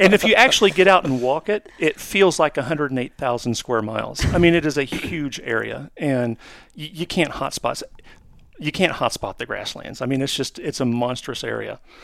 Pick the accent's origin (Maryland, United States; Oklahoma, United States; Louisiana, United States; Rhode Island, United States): Oklahoma, United States; my home state of Oklahoma